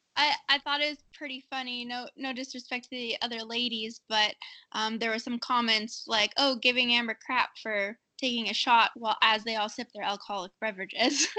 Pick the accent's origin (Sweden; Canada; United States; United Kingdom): Canada; I grew up in Canada racing dirt.